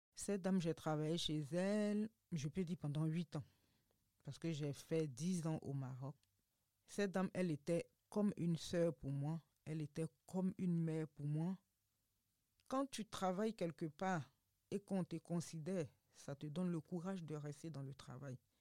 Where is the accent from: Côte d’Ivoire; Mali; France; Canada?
Côte d’Ivoire; moved away as an adult; also born or lived in Morocco; j'ai quitté la Côte d'Ivoire sans dire au revoir à ma famille